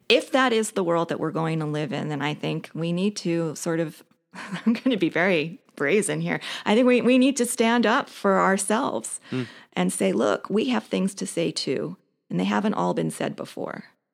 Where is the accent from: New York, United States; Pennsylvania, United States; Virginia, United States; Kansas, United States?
New York, United States; Brooklyn; also born or lived in New Jersey; When I was a little past 9, we moved from Sheepshead Bay, Brooklyn, where there were a lot of Jews, let's say, right, to a neighborhood in New Jersey where I was the only Jewish kid in the class.